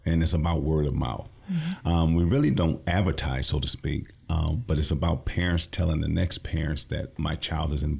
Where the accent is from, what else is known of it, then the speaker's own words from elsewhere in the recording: Lansing, Michigan, United States; I'm from the Lansing area, born and raised